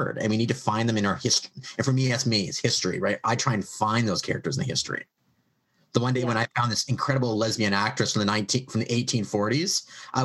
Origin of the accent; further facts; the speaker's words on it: Canada; I'm a Canadian writing American history